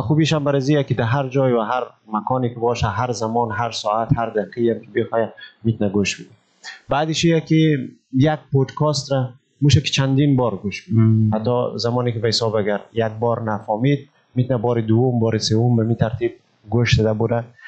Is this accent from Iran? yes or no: no; Malistan, Ghazni, Afghanistan; moved away as an adult; also born or lived in Kabul, Afghanistan; now in Indonesia; ما در پلیس مالستان ولایت غزنی متولد شدم درس های ابتدایی مکتب را و تعلیمات ابتدایی را در مارستان فرا گرفتم